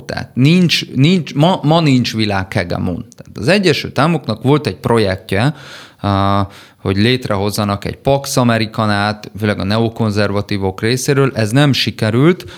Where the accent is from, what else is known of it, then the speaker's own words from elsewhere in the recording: Szombathely, Vas, Hungary; szombathelyi családból származom